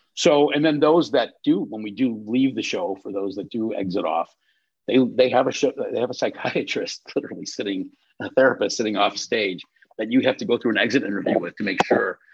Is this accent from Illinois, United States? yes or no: yes; North Shore, Illinois, United States; I grew up on the North Shore